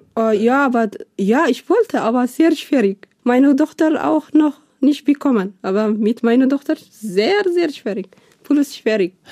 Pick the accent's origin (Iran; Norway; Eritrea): Eritrea; German is a second language; moved away as an adult; also born or lived in Sudan / Libya / Italy / Switzerland; now in Germany; Ich komme aus Eritrea. Seit äh, fünf Jahren bin ich äh, in Deutschland.